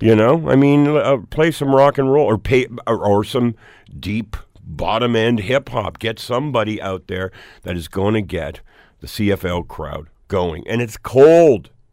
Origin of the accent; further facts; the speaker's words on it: Hamilton, Ontario, Canada; someone growing up in Hamilton living beside America